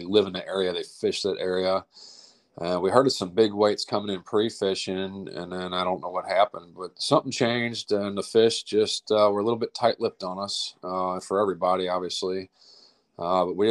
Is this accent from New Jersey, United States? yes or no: no; St. Louis, Missouri, United States; I'm from St. Louis, Missouri, out of South County, Oakville to be specific